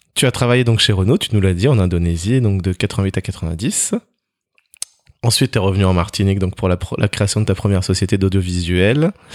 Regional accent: Togo; moi je viens du Togo

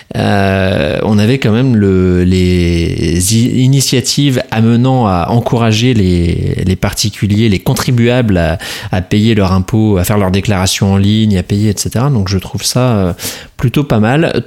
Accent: France; nous avons, en tant que Français

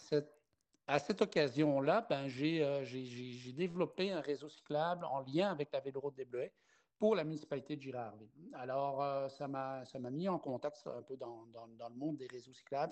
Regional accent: Belgium; moved away as an adult; also born or lived in Lac-Saint-Jean, Quebec; now in Quebec, Canada; à mon accent, les gens pourraient euh, chercher à mmh deviner ma nationalité. Et euh, non, je ne suis pas français, je ne suis pas gaspésien, je ne viens pas des îles de la Madeleine, je viens de la Belgique.

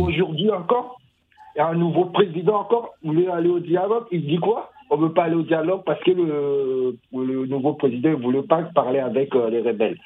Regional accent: Central African Republic; Oui, je suis centrafricain

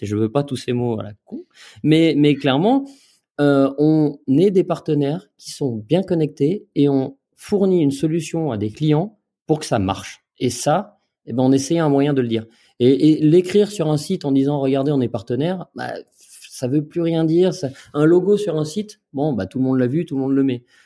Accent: Jura, Bourgogne-Franche-Comté, France; en tant que jurassien euh, et franc-comtois fier de l'être

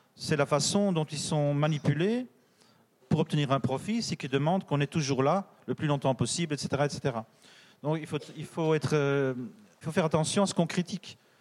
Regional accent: Belgium; je suis belge

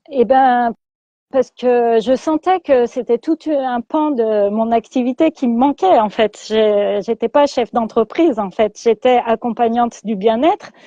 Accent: Lyon, Auvergne-Rhône-Alpes, France; je vis dans l'ouest lyonnais voilà, depuis toujours, depuis que je suis petite, je suis née euh, à Lyon et j'ai toujours vécu dans l'Ouest lyonnais

